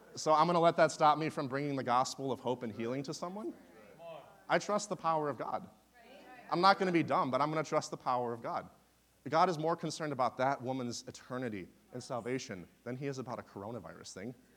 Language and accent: English; Wisconsin, United States; also born or lived in Ohio; now in Oklahoma, United States; I am originally from Wisconsin